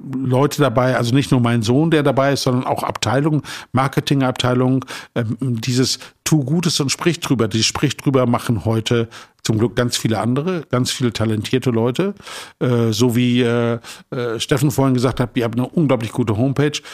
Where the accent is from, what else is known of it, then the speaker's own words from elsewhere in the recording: Emsland, Lower Saxony, Germany; moved away as an adult; also born or lived in Marburg; now in Hamburg, Germany; ich komme aus dem Emsland. Äh, Emsland ist eine Region, da trinkt man Bier und Schnaps.